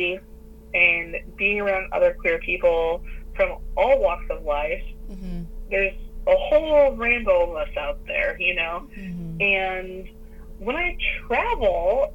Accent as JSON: {"language": "English", "country": "United States", "said": "I'm an American"}